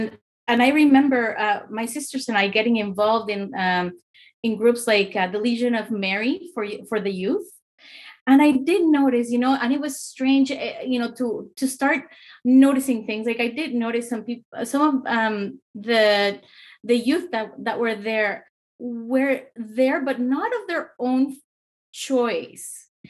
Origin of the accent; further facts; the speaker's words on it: Mexico; now in Canada; I came to Canada from Mexico in 1991.